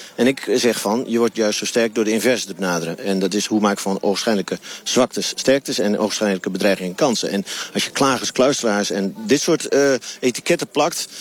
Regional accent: Twente, Overijssel, Netherlands; ik kom uit Twente en Twente heeft nog altijd een hele grote saamhorigheidsgevoel, dat noemen wij Noberschap

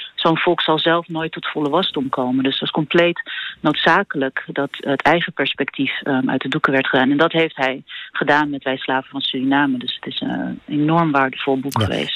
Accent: Netherlands; als Nederlander

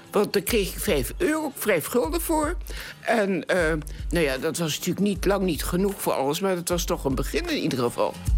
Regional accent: Hengelo, Overijssel, Netherlands; now in Enschede, Netherlands; En ik ben geboren in Hengelo, 8 november 1921

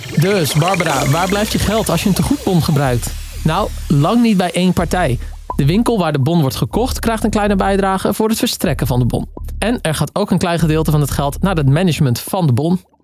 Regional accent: Waddinxveen, South Holland, Netherlands; het prachtige Waddingsveen, waar ik vandaan kom

